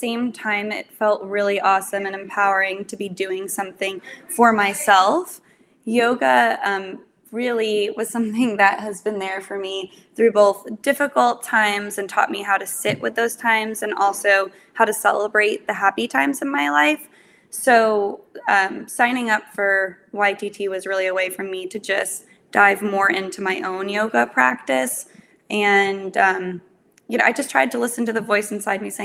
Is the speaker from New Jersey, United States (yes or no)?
yes; New Jersey, United States; moved away as an adult; I moved back to my home state of New Jersey